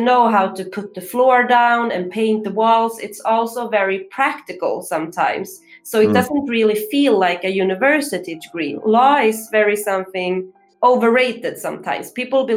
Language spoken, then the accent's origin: English; Stockholm, Stockholm County, Sweden; I'm from Stockholm